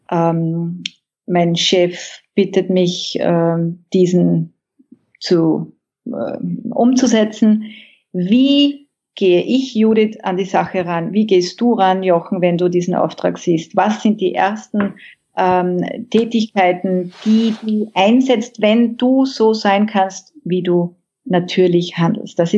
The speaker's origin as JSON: {"language": "German", "country": "Austria", "said": "ich bin Österreicherin und ähm, seit 2010 mit einem Westaustralier verheiratet"}